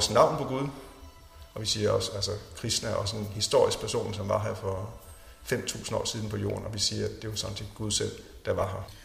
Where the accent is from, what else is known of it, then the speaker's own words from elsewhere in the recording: Jutland, Denmark; jeg voksede op på sådan en, en ganske almindelig, pæn, borgerlig familie. Jeg er fra Jylland.